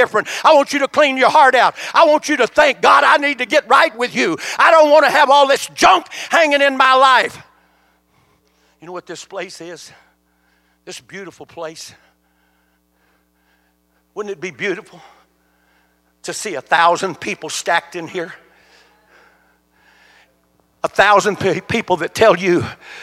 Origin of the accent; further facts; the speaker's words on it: United States; I was born in the United States of America